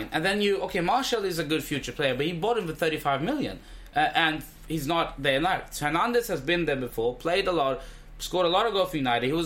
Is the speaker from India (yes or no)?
yes; India; as an Indian. I was like, uh, in India, we say a good sale is a happy sale.